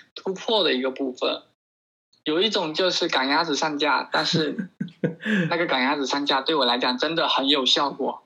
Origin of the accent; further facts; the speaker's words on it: Fuzhou, Fujian, China; 我是来自福州